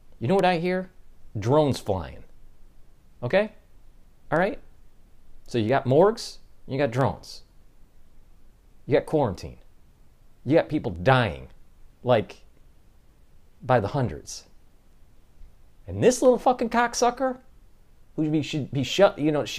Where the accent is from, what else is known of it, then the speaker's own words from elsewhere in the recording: Detroit, Michigan, United States; now in New York, United States; I'm from the Detroit area as an automotive engineer and moved to New York